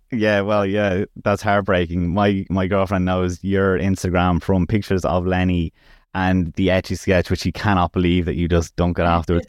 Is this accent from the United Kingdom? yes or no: no; Ireland; as Irish people, it's a growing sport over here